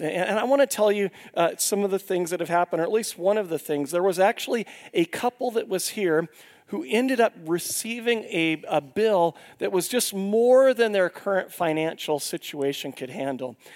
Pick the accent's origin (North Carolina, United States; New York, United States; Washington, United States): Washington, United States; Longview; where I grew up in Longview, Washington